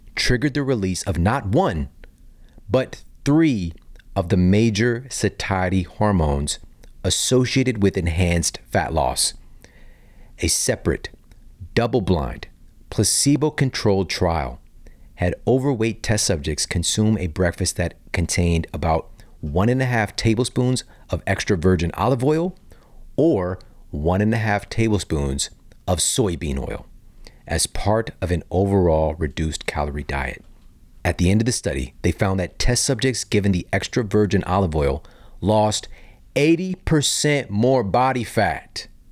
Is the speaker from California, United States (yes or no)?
no; St. Louis, Missouri, United States; also born or lived in Ferguson, Missouri; growing up in Saint Louis